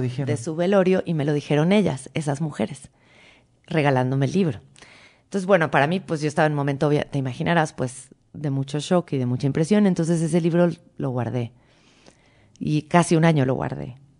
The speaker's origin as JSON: {"language": "Spanish", "country": "Mexico", "tie": "born or raised there", "also_born_or_lived": "Argentina", "accent": "Mexican", "said": "yo siempre que iba a Argentina era la primita mexicana. Claro. Ah, porque hablaba como mexicana"}